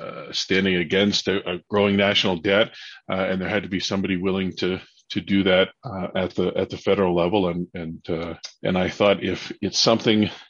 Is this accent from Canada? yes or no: yes; Mississauga, Ontario, Canada; now in Peterborough, Canada; I grew up in Mississauga.